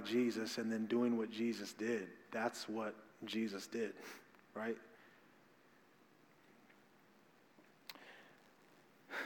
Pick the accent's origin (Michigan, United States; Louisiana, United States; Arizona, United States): Arizona, United States; Phoenix; Growing up in South Phoenix, growing up in black and brown community